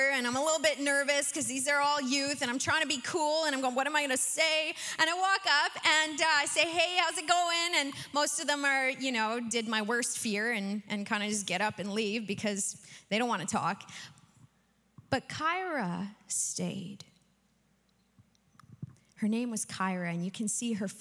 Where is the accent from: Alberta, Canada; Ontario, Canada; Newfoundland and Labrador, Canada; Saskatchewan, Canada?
Saskatchewan, Canada; I am from Saskatchewan